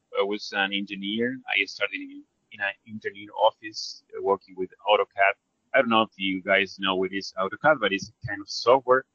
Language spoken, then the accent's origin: English; Argentina; I'm from Argentina, South American country.